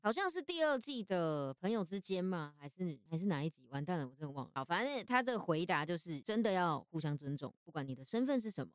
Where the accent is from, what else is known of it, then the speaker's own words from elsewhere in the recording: Taiwan; 身为台湾人